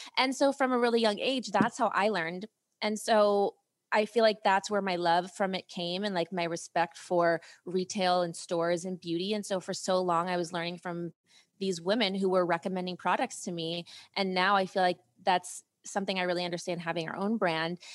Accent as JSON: {"language": "English", "region": "Ohio", "country": "United States", "tie": "born or raised there", "also_born_or_lived": "Europe", "said": "I grew up in Ohio"}